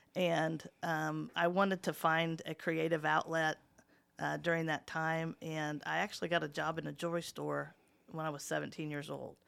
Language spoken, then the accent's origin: English; Muncie, Indiana, United States; also born or lived in Richmond, Indiana; I wasn't born in Muncie, I was born in Richmond, but we moved here when I was in the first grade, first grade, so Muncie really is my home